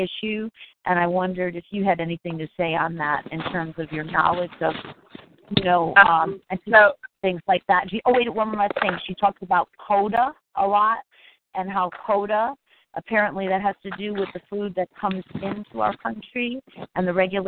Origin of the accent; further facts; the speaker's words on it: Connecticut, United States; moved away; I'm also living in Connecticut now, my home state